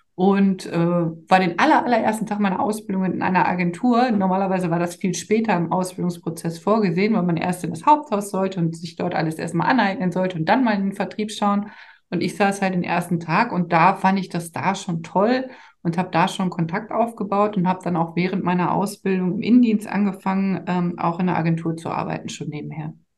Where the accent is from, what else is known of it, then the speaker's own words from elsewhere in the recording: Dormagen, North Rhine-Westphalia, Germany; also born or lived in Cologne; now in Düsseldorf, Germany; ich komme im Ursprung aus Dormagen, was die neutrale Mitte zwischen ähm, Düsseldorf und Köln ist